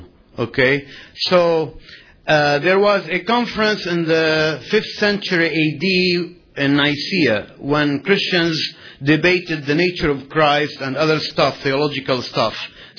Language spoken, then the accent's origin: English; Lebanon; now in Illinois, United States; I'm from Lebanon